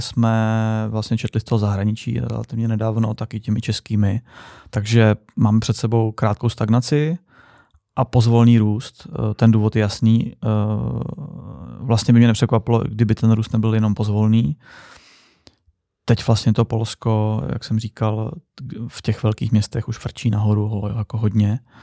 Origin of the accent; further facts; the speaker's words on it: Czechia; My jsme jako Češi